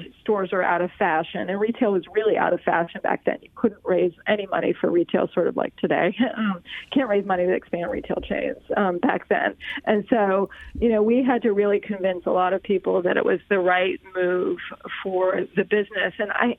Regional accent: California, United States; also born or lived in Boston; I grew up in California and used a brand called Dermalogica when I was in high school.

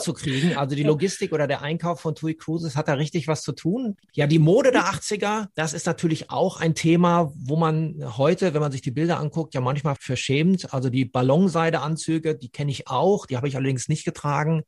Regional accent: Ruhr area, North Rhine-Westphalia, Germany; im Ruhrgebiet, da wo ich herkomme

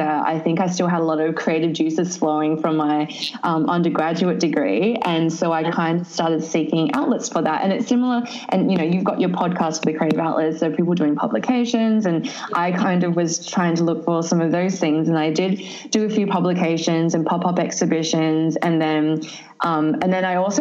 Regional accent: Sydney, New South Wales, Australia; also born or lived in southern China; I actually grew up in Western Sydney, so which is interesting because I live in inner city now

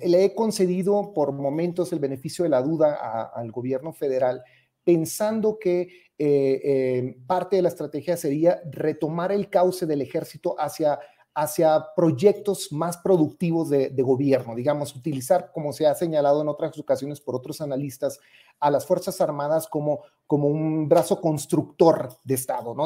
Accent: Ciudad Juárez, Chihuahua, Mexico; yo soy originario de Ciudad Juárez

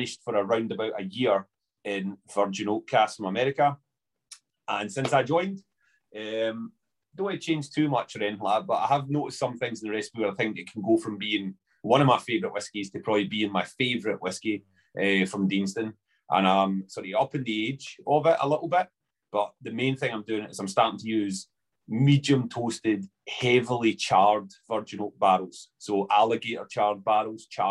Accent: Coatbridge, Scotland, United Kingdom; So I'm from Glasgow, well, Coatbridge. Originally

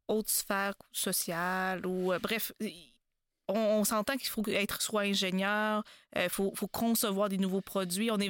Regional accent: Drummondville, Quebec, Canada; Oui, ben moi je suis de Drummondville.

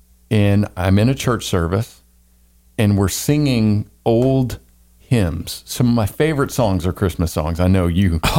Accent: the South, United States; I thought about growing up in the South. I thought about the colonies. I thought about the colonies coming from England and my English, Scottish, Irish ancestry.

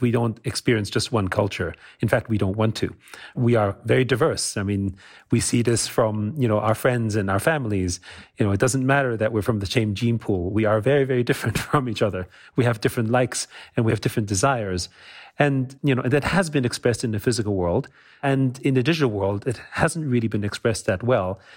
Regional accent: Austria; moved away; also born or lived in United States; I grew up in Austria

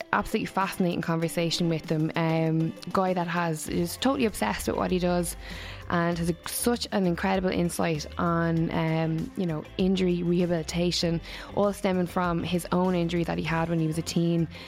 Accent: Waterford, Munster, Ireland; moved away; I'm from Waterford originally

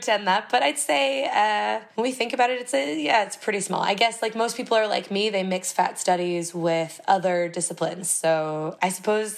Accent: Rugby, North Dakota, United States; moved away as an adult; also born or lived in Chicago / Atlanta; now in Glasgow, United Kingdom; I was born and raised in Rugby, North Dakota, the geographic center of North America, arguably.

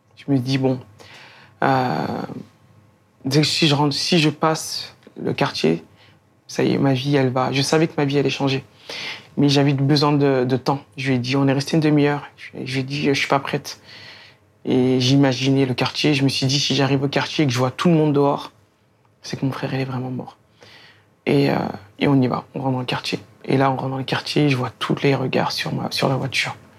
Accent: Beaumont-sur-Oise, Île-de-France, France; also born or lived in Sarcelles; j'ai grandi à Beaumont-sur-Oise. Euh, j'arrive là-bas quand j'ai trois ans

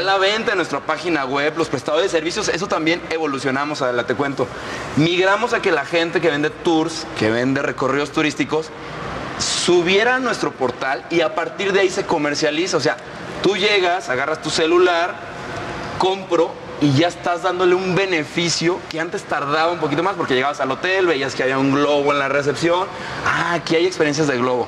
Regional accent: Guanajuato, Mexico; yo crecí en Guanajuato capital

